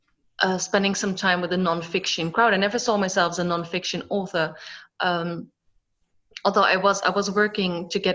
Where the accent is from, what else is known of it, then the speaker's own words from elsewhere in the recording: Netherlands; now in Cyprus; I was born and raised in the Netherlands by a Dutch mother and a Scottish father. I currently live in Cyprus